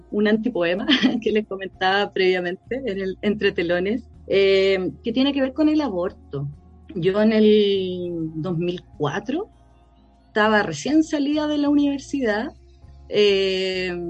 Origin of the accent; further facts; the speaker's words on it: La Pintana, Santiago Metropolitan Region, Chile; Tengo 42 años, soy originaria de La Pintana, eh, de la población